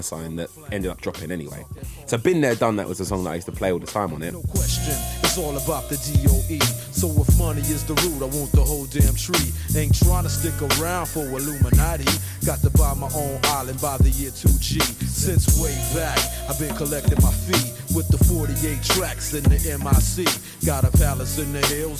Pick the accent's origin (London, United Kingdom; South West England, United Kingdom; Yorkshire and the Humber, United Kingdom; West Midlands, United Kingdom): London, United Kingdom; I grew up in Holloway, and at the time, we didn't have a lot.